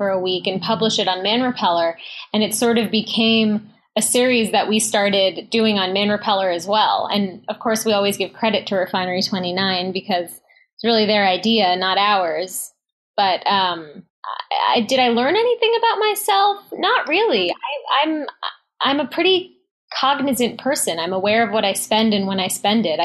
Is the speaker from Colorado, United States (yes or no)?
no; New York City, New York, United States; I grew up in Manhattan